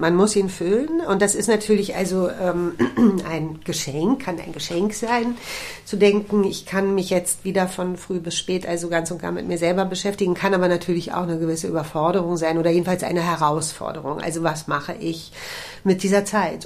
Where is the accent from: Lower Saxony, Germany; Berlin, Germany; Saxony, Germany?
Berlin, Germany; für mich als Berlinerin glaube ich sowieso daheim sagt man bei uns nicht